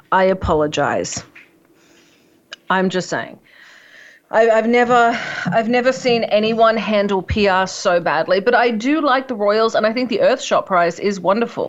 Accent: Australia; I'm Australian

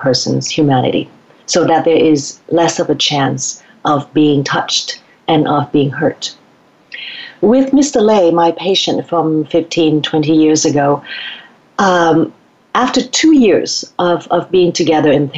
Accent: Vietnam; born or raised there; moved away

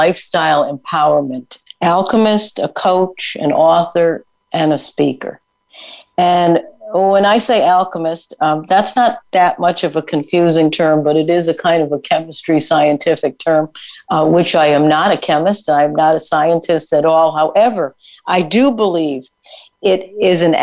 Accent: Connecticut, United States; I grew up on the East Coast in Connecticut

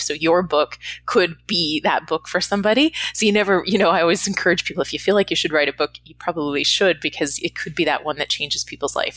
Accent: Canada; moved away as an adult; now in Los Angeles, United States; I'm Canadian if I didn't mention that already originally. I live in Los Angeles now, but I'm Canadian

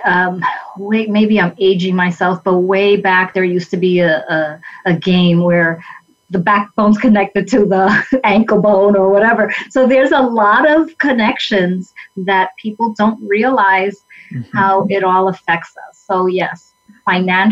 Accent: New York City, New York, United States; I was born and raised in the South Bronx of New York

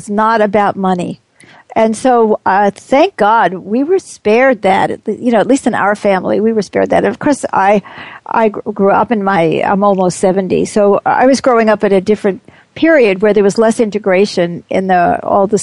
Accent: United States; I'm very much an American

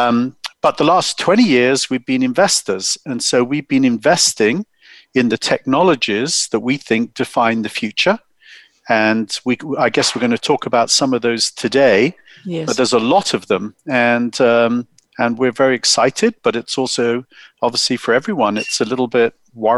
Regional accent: United Kingdom; accent: English; moved away as an adult; now in Silicon Valley, United States; I'm English, as you can tell. My wife and I grew up in the UK.

